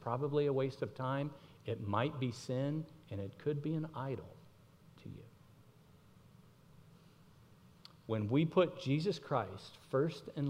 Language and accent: English; Miami, Florida, United States; I grew up in Miami